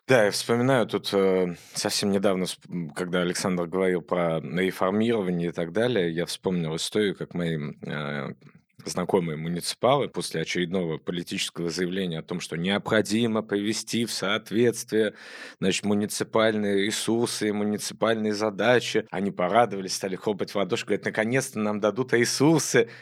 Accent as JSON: {"language": "Russian", "region": "Moscow Oblast", "country": "Russia", "tie": "born or raised there", "said": "в одном регионе, который имеет ко мне непосредственное отношение, называется Московская область"}